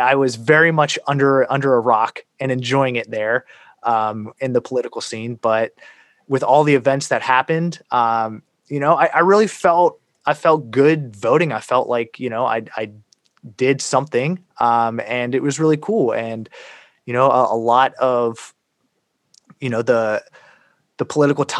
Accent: United States; I was born in America

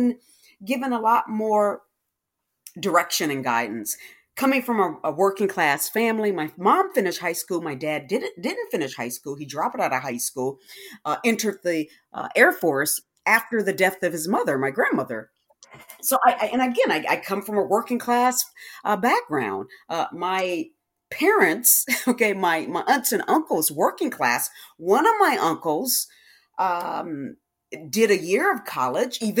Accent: Detroit, Michigan, United States; moved away as an adult; now in Texas, United States; I'm originally from Detroit

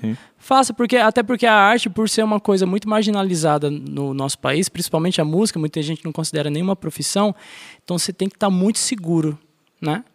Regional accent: São José dos Campos, São Paulo, Brazil; eu nasci em São Paulo, em São José dos Campos, interior, Vale do Paraíba.

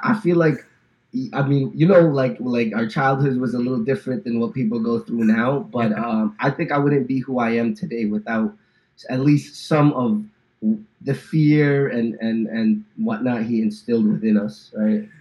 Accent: New Jersey, United States; moved away as an adult; now in Dallas, United States; born and raised in New Jersey

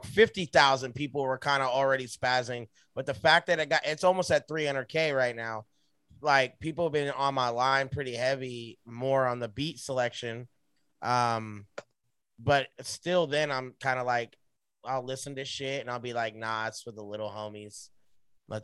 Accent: Southern California, United States; Growing up in SoCal where there's like no music

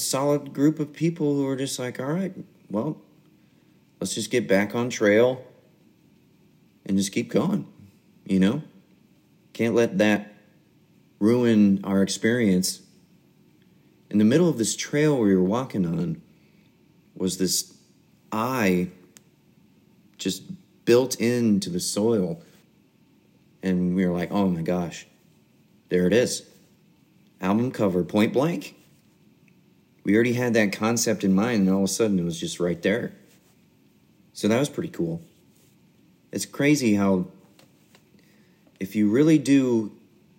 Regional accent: Des Moines, Iowa, United States; I am from Des Moines, Iowa

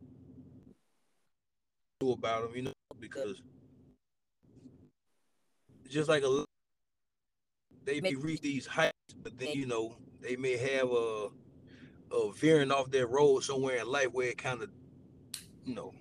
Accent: Tuscaloosa, Alabama, United States; I'm from Tuscaloosa

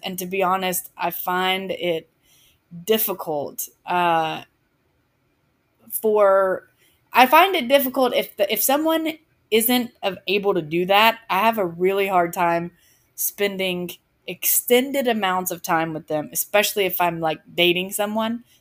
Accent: just west of Atlanta, Georgia, United States; I am from the South. Um, I grew up just west of Atlanta.

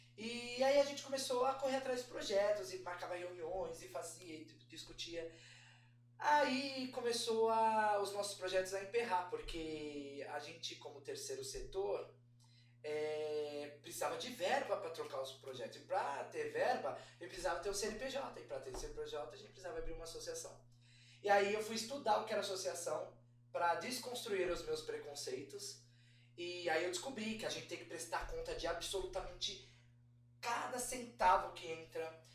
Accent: São Paulo, Brazil; Eu sou de São Paulo, Sim. da Zona Leste, eu moro na Moca. É, eu cresci na, no bairro Arthur Alvim

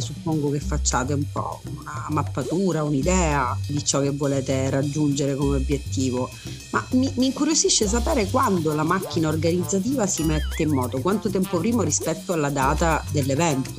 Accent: Messina, Sicily, Italy; da siciliana e da messinese

